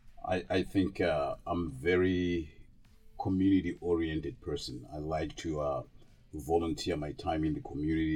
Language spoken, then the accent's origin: English; Zimbabwe; moved away as an adult; now in St. Joseph/Stevensville area, United States; originally I'm from Zimbabwe. Zimbabwe is in Southern Africa. And I came over here in 1988 to go to college